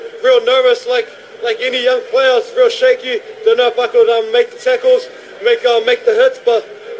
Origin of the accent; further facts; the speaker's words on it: New Zealand; at the moment I'm New Zealander.